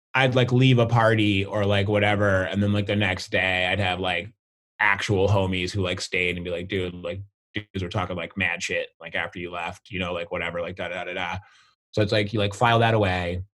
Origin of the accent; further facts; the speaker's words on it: the Berkshires, Massachusetts, United States; also born or lived in St. Louis, Missouri / northwest Connecticut; growing up in the Berkshires, being black